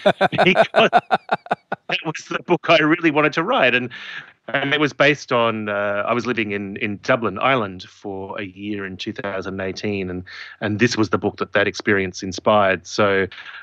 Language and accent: English; Adelaide, South Australia, Australia; Adelaide, my hometown